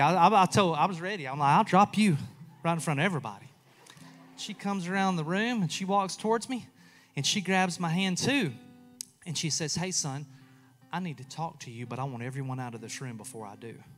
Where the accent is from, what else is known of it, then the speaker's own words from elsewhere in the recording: United States; I'm from Walker County.